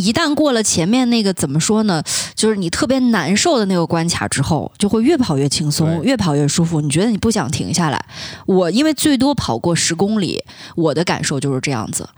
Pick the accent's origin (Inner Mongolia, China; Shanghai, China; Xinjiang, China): Xinjiang, China; UTC+6 time zone; 因为我来自 东六区